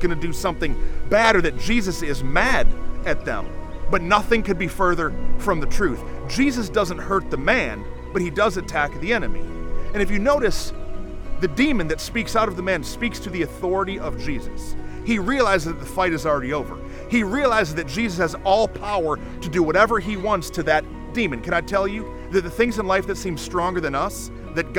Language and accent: English; Flint, Michigan, United States; now in Mansfield, United States; I grew up in Flint, Michigan, and every time I go back home to visit family